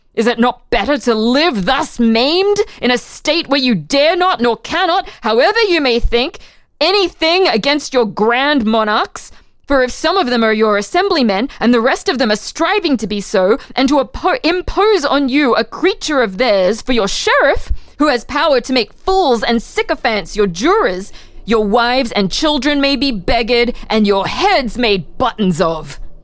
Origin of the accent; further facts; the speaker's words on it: Brisbane, Queensland, Australia; now in Philadelphia, United States; my hometown of Brisbane, Australia